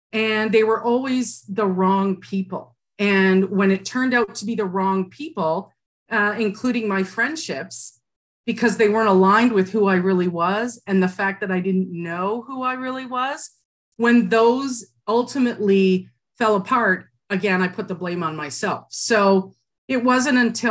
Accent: Burlington, Ontario, Canada; I grew up in Burlington, Ontario, and I'm adopted

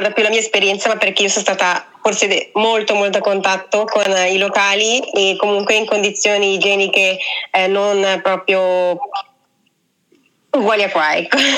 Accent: Cusco, Peru; born there; io la prima volta ho fatto interamente Cusco, ma perché era la mia città natale e quindi da lì poi mi sono spostata intorno.

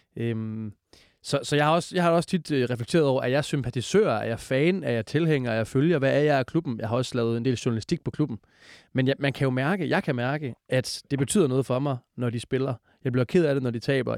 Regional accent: Esbjerg, Southern Denmark, Denmark; jeg er fra Esbjerg, og det er min familie også

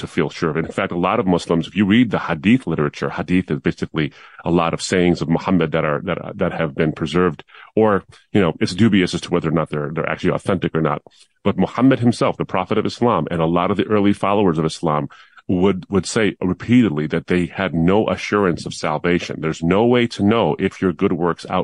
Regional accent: Detroit, Michigan, United States; also born or lived in Dearborn, Michigan; I was born in Detroit, actually, and we spent a lot of our years, my earliest years in Detroit. Then we moved out to the suburbs

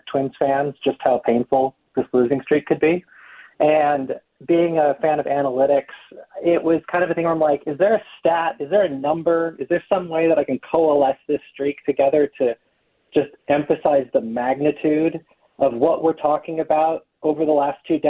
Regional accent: Iowa, United States; I grew up in Iowa, but my entire my dad's side of my family is all from Prior Lake

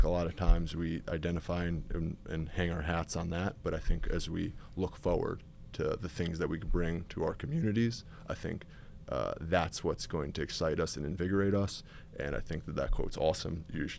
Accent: New York, United States; So I grew up in Westchester, New York, so suburbs in New York City. It's not really like football country.

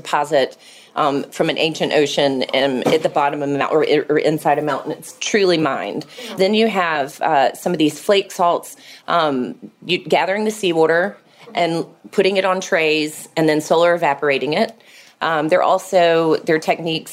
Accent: Atlanta, Georgia, United States; moved away as an adult; I moved back to Atlanta, my hometown

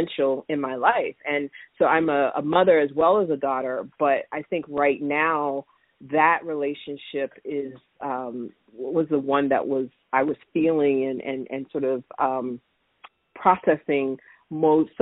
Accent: Florida, United States; moved away; I grew up in Florida

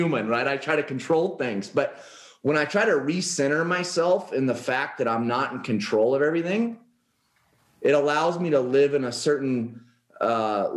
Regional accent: Oregon, United States; moved away as an adult; now in Paradise Valley, United States; I grew up in Oregon, and I moved down here to Paradise Valley, Arizona in September of last year

